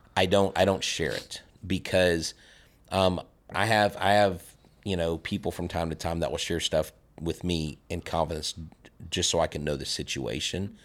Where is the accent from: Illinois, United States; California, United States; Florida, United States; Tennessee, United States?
Florida, United States; moved away; also born or lived in Texas; I'm originally from Florida.